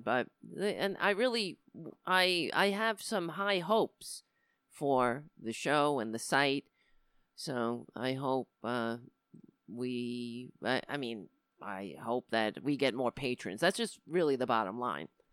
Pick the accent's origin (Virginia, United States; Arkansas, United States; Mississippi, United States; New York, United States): New York, United States; I live in New York. I was born in New York. I, I hate my accent